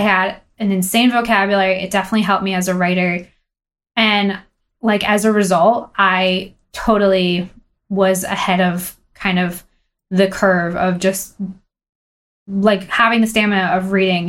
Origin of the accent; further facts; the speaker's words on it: Boston, Massachusetts, United States; also born or lived in Long Island, New York / Israel / New York / Los Angeles; we moved to Boston when I was one. So, really, Boston's been my home.